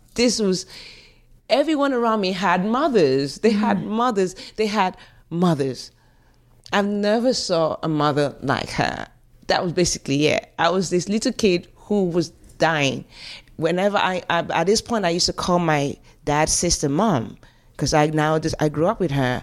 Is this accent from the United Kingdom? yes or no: yes; London, United Kingdom; accent: African; also born or lived in Nigeria / England (born); I remember being in South London. I lived, I grew up in Stockwell.